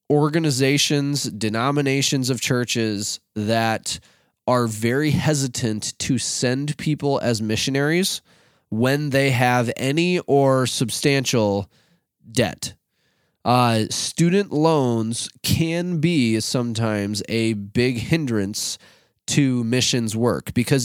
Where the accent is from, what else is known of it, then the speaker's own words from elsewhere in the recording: Rochester, Minnesota, United States; we grew up in Rochester, which is like literally nicknamed Med City.